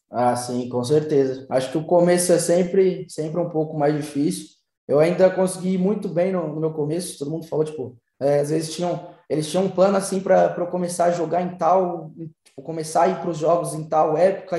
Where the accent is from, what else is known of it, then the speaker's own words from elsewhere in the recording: São Paulo, Brazil; moved away as an adult; also born or lived in Santos; now in Madrid, Spain; eu sou de São Paulo, né? Tipo, não sou de Santos, eu sou de São Paulo